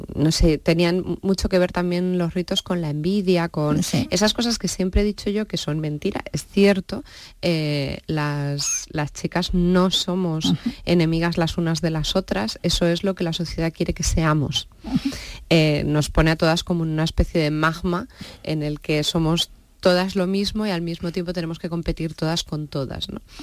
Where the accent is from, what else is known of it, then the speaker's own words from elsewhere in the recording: Campo de Criptana, Castilla-La Mancha, Spain; soy de Campo de Cristana